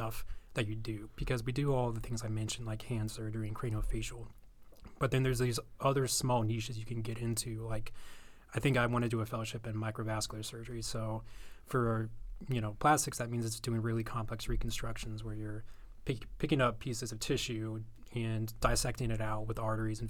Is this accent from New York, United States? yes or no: no; Orlando, Florida, United States; I was born and raised in Orlando. I lived in a small suburb called Maitland